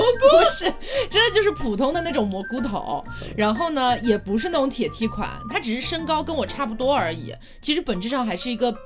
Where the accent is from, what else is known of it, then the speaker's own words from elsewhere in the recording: Chongqing, China; 因为我们都重庆人嘛